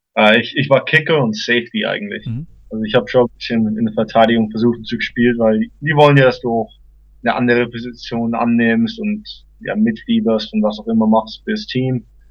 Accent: Großhabersdorf, near Ansbach, Middle Franconia, Bavaria, Germany; also born or lived in Stein, Germany / Los Angeles, United States; now in United States; Also ich bin äh, in Stein erstmal aufgewachsen für die ersten vier Jahre und dann bin ich nach Großhasbach gezogen, also Nähe Ansbach und äh, habe dort Fußball gespielt, gelebt, alles

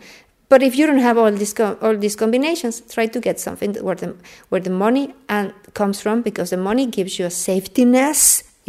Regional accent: Mexico City, Mexico; now in Odense, Denmark; Mexico City.

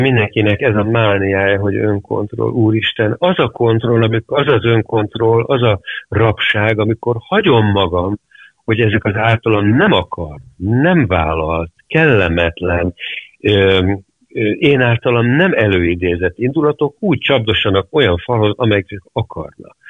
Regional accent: Hungary; also born or lived in London; én magyar vagyok

